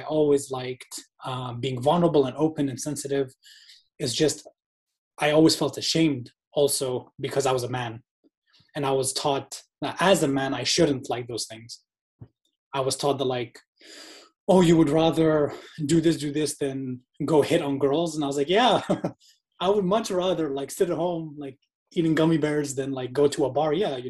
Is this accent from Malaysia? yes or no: yes; Malaysia; moved away as an adult; also born or lived in Indonesia; so I was born in Indonesia. And then when I was like 1 year old, I moved to Malaysia. And I lived in Malaysia from 1 year old up until 20 years old.